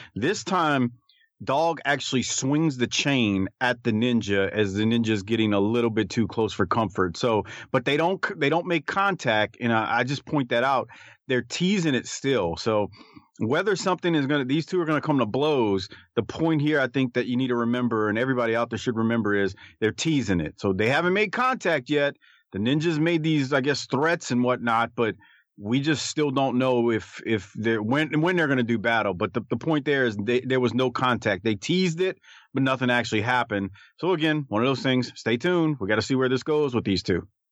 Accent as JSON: {"language": "English", "region": "Deep South", "country": "United States", "tie": "born or raised there", "said": "growing up in the Deep South where it was you know, ridiculously hot and humid"}